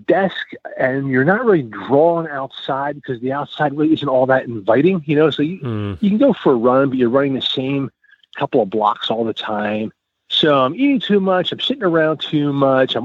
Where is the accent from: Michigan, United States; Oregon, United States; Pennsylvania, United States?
Pennsylvania, United States; Philadelphia; also born or lived in Portugal / Spain / Africa; now in Lancaster County, United States; originally born and raised in Philly